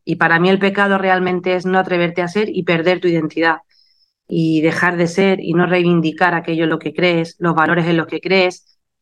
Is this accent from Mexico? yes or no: no; Málaga, Andalusia, Spain; he tenido muchos reconocimientos en mi tierra, como la medalla de oro de mi ciudad